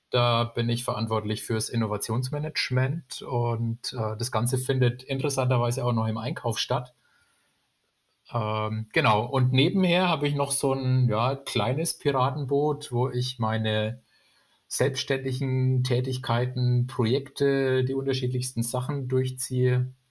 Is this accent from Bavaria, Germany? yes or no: yes; Bamberg, Bavaria, Germany; Ich komme aus Bamberg